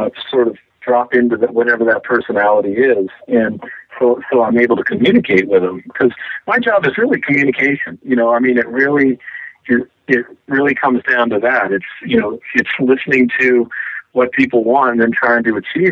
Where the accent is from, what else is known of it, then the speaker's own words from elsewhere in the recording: Midwest, United States; now in Seattle, United States; I grew up in the Midwest